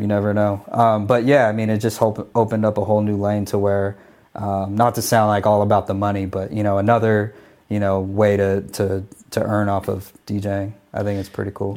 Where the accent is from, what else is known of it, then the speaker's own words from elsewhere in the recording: Phoenix, Arizona, United States; I used to D J every day on the radio in my hometown of Phoenix, Arizona